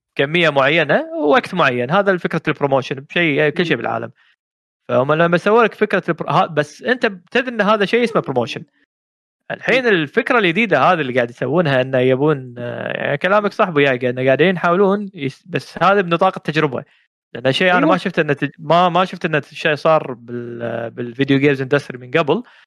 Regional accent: Kuwait; هنا عندنا بالكويت

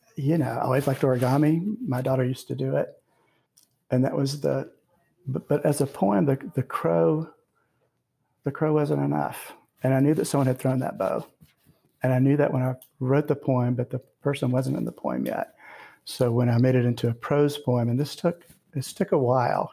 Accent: the South, United States; I grew up in the South and I've lived here and I've also lived elsewhere.

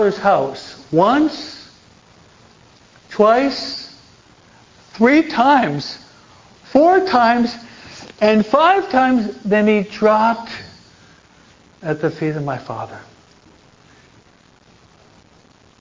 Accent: United States; also born or lived in New Jersey; now in California, United States; at least I'm from the East Coast, I'm a New Yorker from New York, New Jersey.

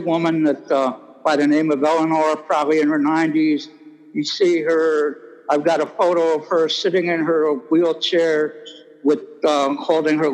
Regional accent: Parma, Ohio, United States; I started our program in my hometown of Parma, Ohio

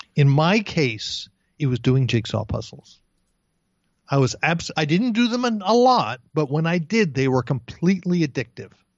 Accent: East Brunswick, New Jersey, United States; moved away as an adult; also born or lived in Bayside, Queens, New York; I was born in Bayside, Queens, and when I was a year and a half old, I grew, I, we moved to East Brunswick, New Jersey

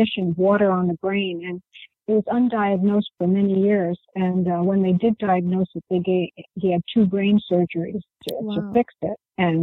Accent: New York, United States; I'm actually from New York.

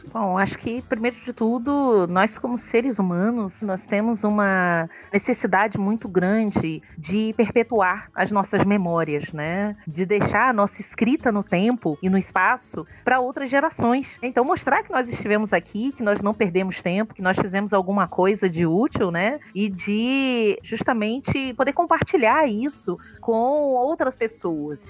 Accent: Rio de Janeiro, Brazil; moved away as an adult; also born or lived in Alagoas; now in Sergipe, Brazil; eu sou uma carioca

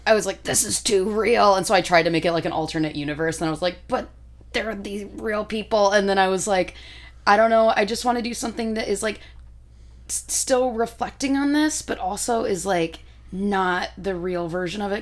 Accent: United Kingdom; that was it's me like being British, like, uh...

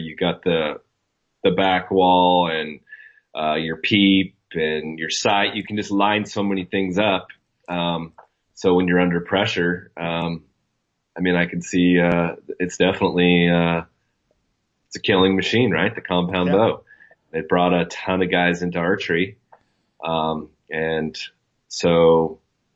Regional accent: Coos Bay, Oregon, United States; accent: Coos Bay lingo; I come from the Oregon coast, and we have a different education system out here

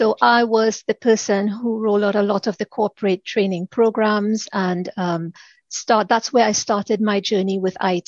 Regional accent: Trinidad & Tobago; moved away as an adult; now in United Kingdom; I am originally from the Caribbean, Trinidad to be exact

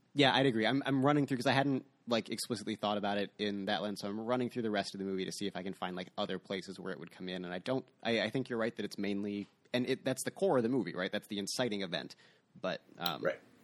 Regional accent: United States; as an American

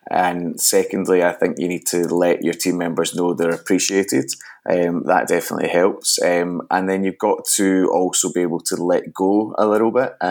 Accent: Glasgow, Scotland, United Kingdom; I grew up in Glasgow, Scotland.

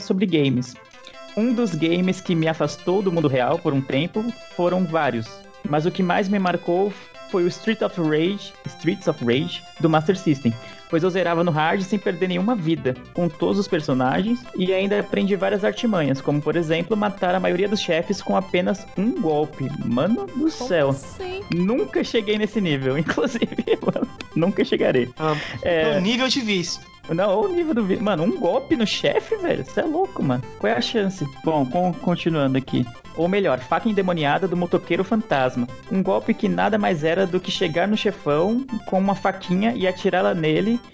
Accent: São Paulo, Brazil; Eu sou de São Paulo

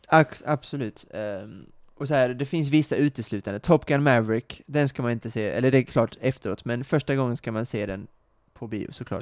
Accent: Kristianstad, Skåne, Sweden; moved away; Kristianstad, min, eh, mina hemtrakter

